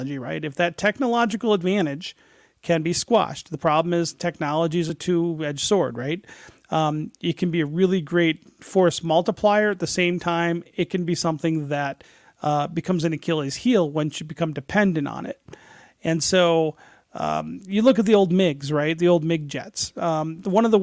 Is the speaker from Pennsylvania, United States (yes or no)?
no; Detroit, Michigan, United States; I grew up in Detroit.